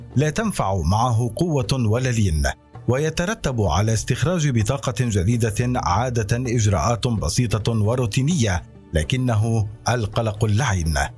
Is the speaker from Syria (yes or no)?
yes; Syria; now in Turkey; أننا كسوريين وعرب وكرد؟